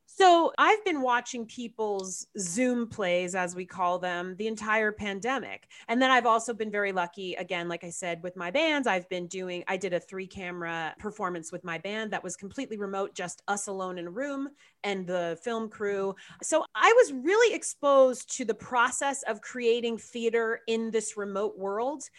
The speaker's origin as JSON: {"language": "English", "region": "Southern California", "country": "United States", "tie": "born or raised there", "also_born_or_lived": "Chicago, Illinois", "said": "i was raised in southern california I we moved here when I was nine from Chicago, from a suburb outside of Chicago."}